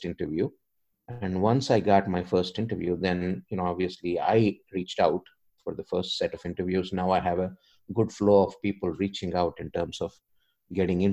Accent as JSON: {"language": "English", "country": "India", "moved": "yes", "said": "I'm an immigrant. You know, I came from India"}